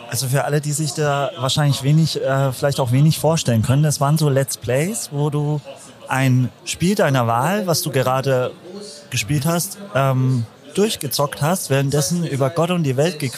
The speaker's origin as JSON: {"language": "German", "town": "Nuremberg", "region": "Bavaria", "country": "Germany", "also_born_or_lived": "Fürth", "said": "komme ja aus Nürnberg bzw. Fürth eine Stunde nach München, also war entspannt auf jeden Fall. Vom kleinen Frankenland in die große Netzwerk, äh, Netzwelt."}